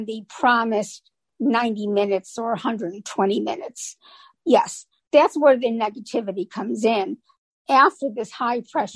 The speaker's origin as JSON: {"language": "English", "town": "Chicago", "region": "Illinois", "country": "United States", "also_born_or_lived": "Orlando area, Florida", "moved": "as an adult", "said": "I'm originally from the Chicago area"}